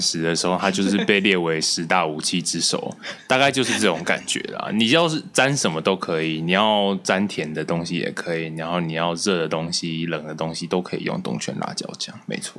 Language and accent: Chinese; Taichung, Taiwan; 身为台中人，我其实也没有到很喜欢